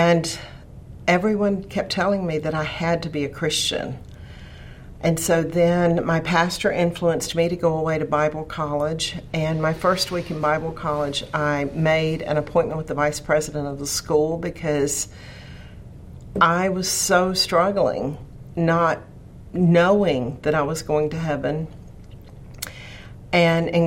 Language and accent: English; Radford, Virginia, United States; I grew up in Central Virginia, not too far from here in Radford